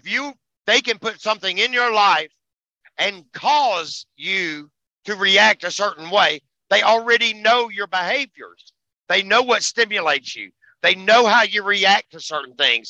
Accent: United States; we're American

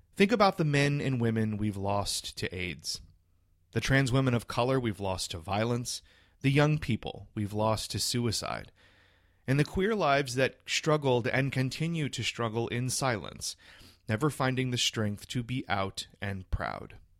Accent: South Louisiana, United States; I grew up a, a little queer boy in South Louisiana.

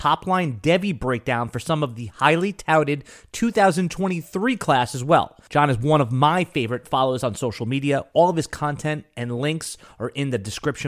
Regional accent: Northeast, United States; we grew up in the Northeast

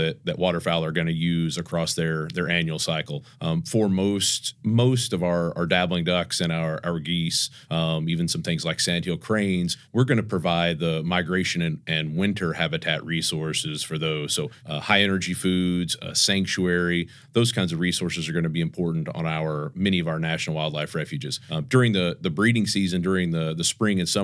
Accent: Oklahoma, United States; moved away as an adult; also born or lived in North Dakota / Mississippi / Illinois; I grew up in Oklahoma

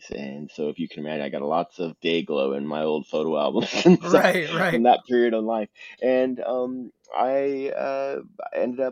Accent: Southern California, United States; I grew up in Southern California

